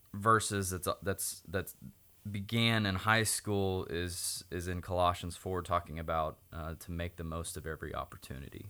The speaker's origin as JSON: {"language": "English", "region": "Oklahoma", "country": "United States", "tie": "born or raised there", "said": "I was born and raised in Oklahoma"}